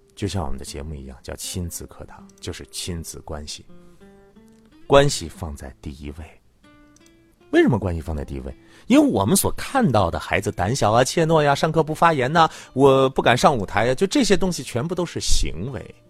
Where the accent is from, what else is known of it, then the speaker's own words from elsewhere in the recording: China; 只有我们中国人能够从古到今一直都去理解的